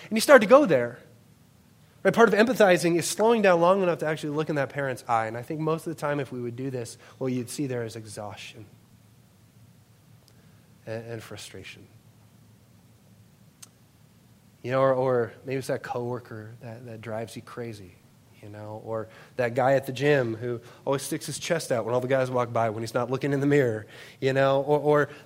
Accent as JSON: {"language": "English", "town": "Worthington", "region": "Minnesota", "country": "United States", "tie": "born or raised there", "said": "I grew up in Worthington, Minnesota"}